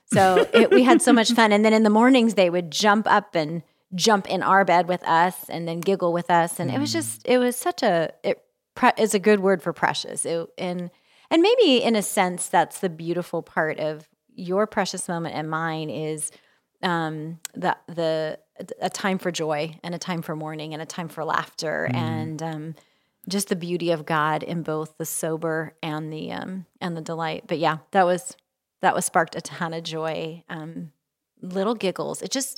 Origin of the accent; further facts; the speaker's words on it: California, United States; Of course, I was from Central California